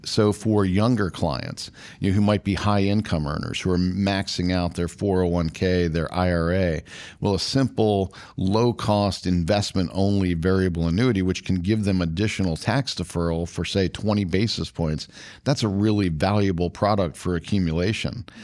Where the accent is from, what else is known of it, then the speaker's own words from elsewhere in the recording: Washington, District of Columbia, United States; I grew up in D C